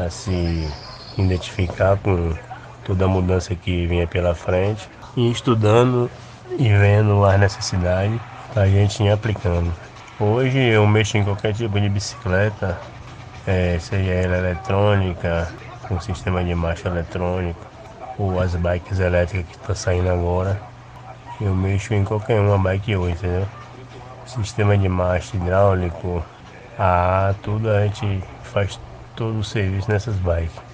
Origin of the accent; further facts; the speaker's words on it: Feira de Santana, Bahia, Brazil; Eu sou natural de Feira de Santana e eu morava ali em Feira, num bairro chamado Parque P.